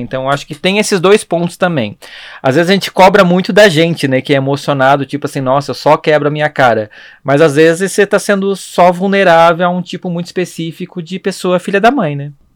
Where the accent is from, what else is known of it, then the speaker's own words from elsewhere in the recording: Blumenau, Santa Catarina, Brazil; now in São Paulo, Brazil; Eu sou de Blumenau